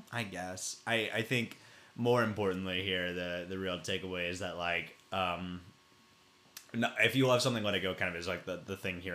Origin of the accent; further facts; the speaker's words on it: Farragut, Tennessee, United States; growing up in Farragut mm, suburb of Knoxville, yep. Tennessee